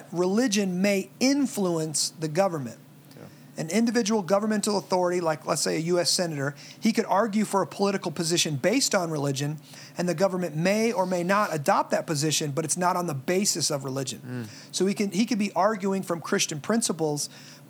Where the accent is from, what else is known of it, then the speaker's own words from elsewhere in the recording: Midwest, United States; most of us growing up in the Midwest